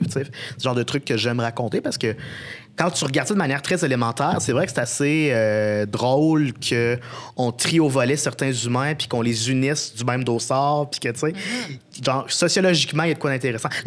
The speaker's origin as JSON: {"language": "French", "town": "Saint-Georges", "region": "Quebec", "country": "Canada", "said": "moi, je viens de la Beauce. Saint-Georges, à une heure de route de, de Québec."}